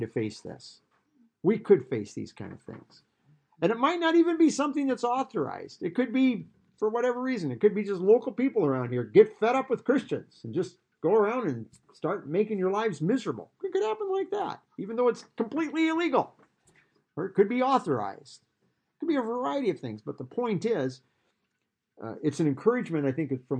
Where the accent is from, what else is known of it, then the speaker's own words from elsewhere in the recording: Iowa, United States; growing up in Iowa